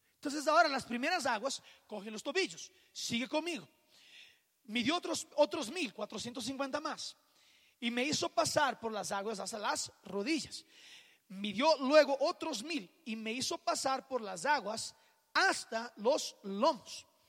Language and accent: Spanish; Rio de Janeiro, Brazil; moved away; yo soy de Río de Janeiro